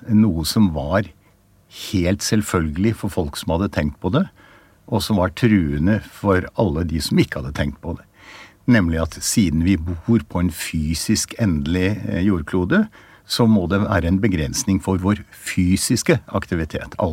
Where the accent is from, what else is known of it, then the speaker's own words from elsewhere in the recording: Oslo, Norway; Mer spesifikt er at jeg vokste opp i Oslo, på grensen mot Nordmarka. Og hele min barndom var Nordmarka det stedet jeg levde i.